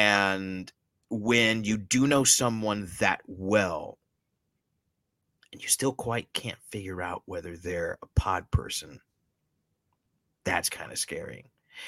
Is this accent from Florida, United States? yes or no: yes; Miami, Florida, United States; now I'm from Miami, not a small town, but I've been in many small towns.